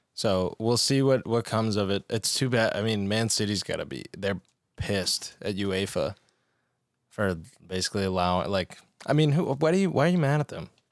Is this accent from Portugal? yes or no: yes; Portugal; being Portuguese